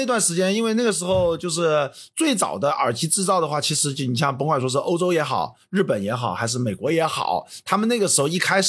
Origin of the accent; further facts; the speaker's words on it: China; 作为中国人来讲的话，我觉得其实中国人是更听话的